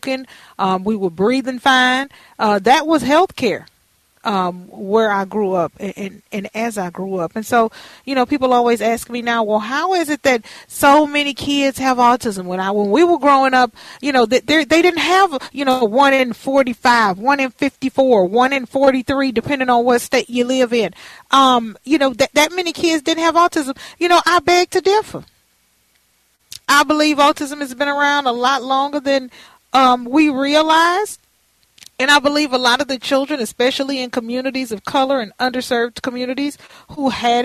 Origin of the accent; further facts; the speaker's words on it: United States; I grew up in Fifth Ward